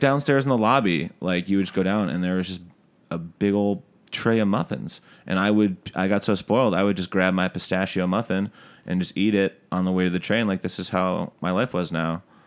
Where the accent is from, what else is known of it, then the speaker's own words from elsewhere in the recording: Detroit, Michigan, United States; moved away as an adult; also born or lived in Syracuse, New York / New Jersey; now in New York, United States; I'm from, uh, Detroit, Michigan is where I was born